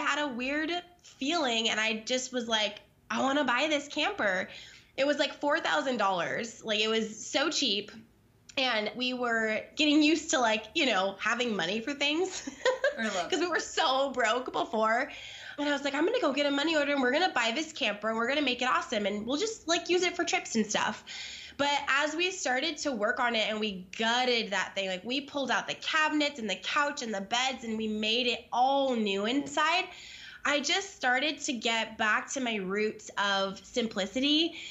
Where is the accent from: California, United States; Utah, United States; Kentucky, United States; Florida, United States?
California, United States; We're from Southern California. We moved to the Midwest into like the mountains in Arkansas. So just like very opposite of where we're from, where we were born and raised, where we met.